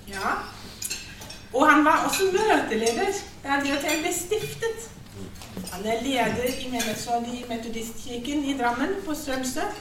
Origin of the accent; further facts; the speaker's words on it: Germany; Norwegian is a second language; moved away as an adult; now in Norway; Jeg er altså prest i {S1} Norsk kirke, men jeg er også innvandrer. Jeg kom fra Tyskland i 2008.